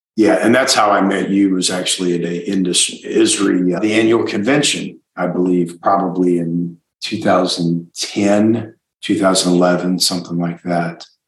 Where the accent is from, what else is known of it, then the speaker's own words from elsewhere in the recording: Iowa, United States; moved away; I'm from Iowa originally